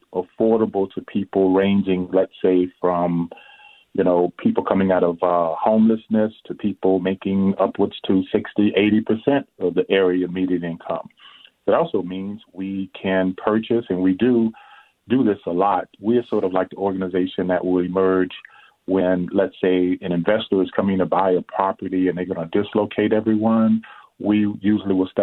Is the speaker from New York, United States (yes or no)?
no; New Orleans, Louisiana, United States; now in Minneapolis, United States; I'm originally from New Orleans